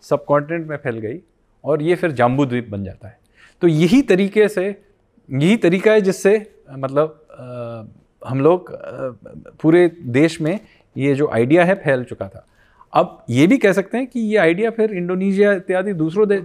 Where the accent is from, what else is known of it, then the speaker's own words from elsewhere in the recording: West Bengal, India; देखिए मैं बंगाली हूँ तो मैं एक हरियाणवी जनजाति के साथ मेरा क्या लगाव है